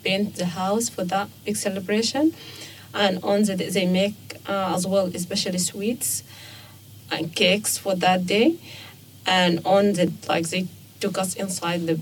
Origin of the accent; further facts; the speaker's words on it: Sudan; moved away as an adult; now in Australia; I'm from Sudan and I've been here for 4.5